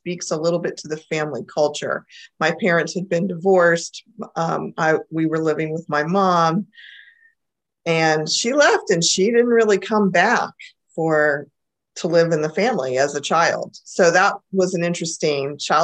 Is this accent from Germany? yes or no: no; Central Florida, United States; my family moved to Florida, and I grew up in Florida, in Central Florida, actually